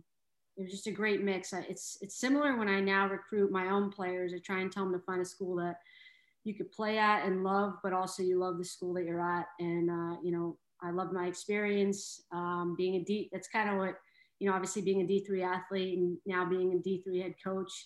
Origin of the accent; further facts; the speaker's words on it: Sharon, Massachusetts, United States; moved away as an adult; also born or lived in Bronx, New York; I'm from Sharon, Mass. So I was a 22-year-old moving to the Bronx